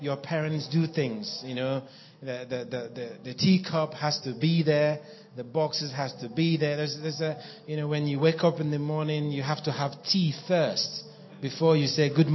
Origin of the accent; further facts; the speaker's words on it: Nigeria; moved away as an adult; also born or lived in Cameroon / Ivory Coast / Kenya / South Africa; now in Norway; I was born in Nigeria and I grew up there.